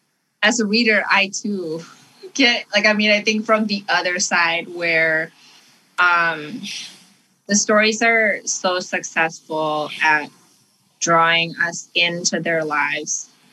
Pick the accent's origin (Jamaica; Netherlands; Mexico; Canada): Canada; also born or lived in Indonesia; I grew up in Canada, and sort of all of the things that my parents had suppressed while we were living in Indonesia